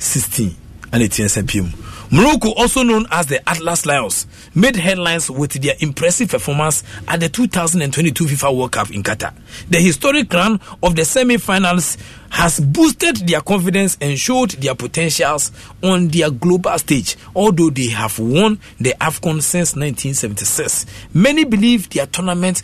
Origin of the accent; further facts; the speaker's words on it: Koforidua, Eastern Region, Ghana; we are from Kofodia